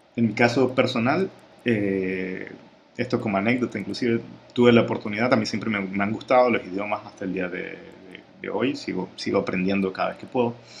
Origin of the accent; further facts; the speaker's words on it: Ecuador; la experiencia de, Ecuador, que es de donde yo soy